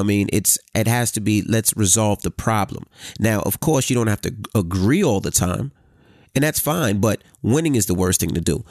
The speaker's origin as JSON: {"language": "English", "town": "New York City", "region": "New York", "country": "United States", "tie": "born or raised there", "said": "I grew up in Queens"}